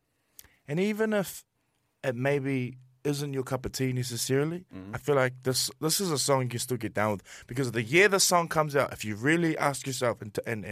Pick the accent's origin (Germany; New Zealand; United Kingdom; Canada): New Zealand; we're from Aotearoa